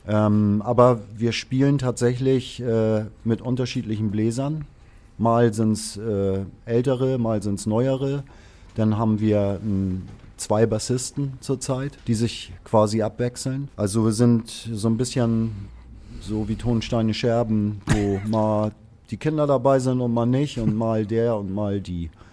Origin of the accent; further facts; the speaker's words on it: Hamburg, Germany; ich bin mhm. ge gebürtiger Hamburger